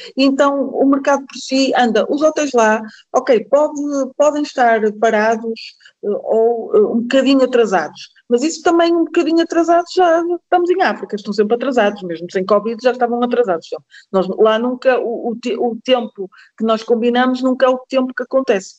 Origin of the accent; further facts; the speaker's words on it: Paços de Ferreira, Norte, Portugal; eu sou de Passos de Ferreira, a empresa também é de Passos de Ferreira